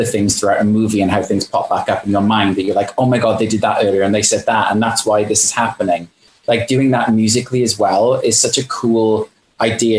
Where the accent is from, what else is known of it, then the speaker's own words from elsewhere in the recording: United Kingdom; I am British